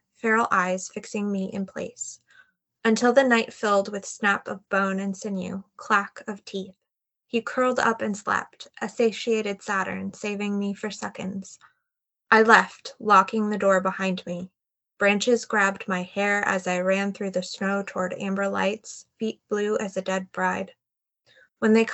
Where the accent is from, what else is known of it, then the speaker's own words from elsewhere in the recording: United States; as an American myself